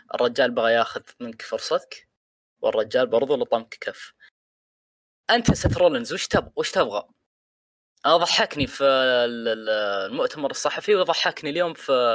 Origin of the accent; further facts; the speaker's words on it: Saudi Arabia; عندنا هنا في السعوديه